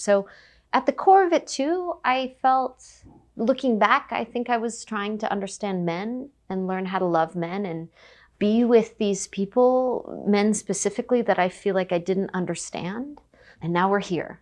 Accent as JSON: {"language": "English", "country": "United States", "said": "being Japanese American"}